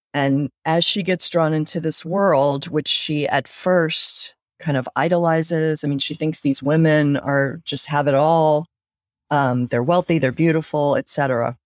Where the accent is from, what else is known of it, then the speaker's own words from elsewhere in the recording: North Carolina, United States; I grew up in North Carolina